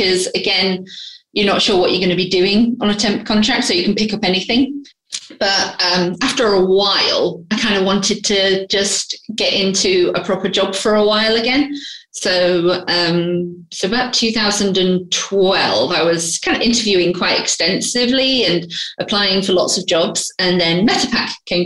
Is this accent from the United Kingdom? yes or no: yes; Grimsby, Yorkshire and the Humber, United Kingdom; moved away as an adult; now in London, United Kingdom; I'm originally from Grimsby in the north of England.